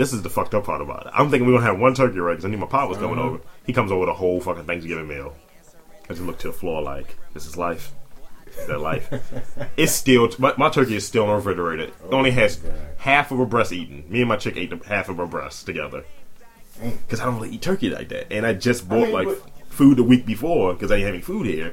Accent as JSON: {"language": "English", "town": "Baltimore", "region": "Maryland", "country": "United States", "said": "From Baltimore, man. East side."}